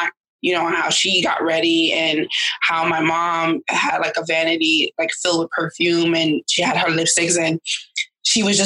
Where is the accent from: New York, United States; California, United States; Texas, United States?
New York, United States; New York City; also born or lived in Queens, New York; I'm born and raised in Brooklyn, New York, but I'm a Queens-bound girl now.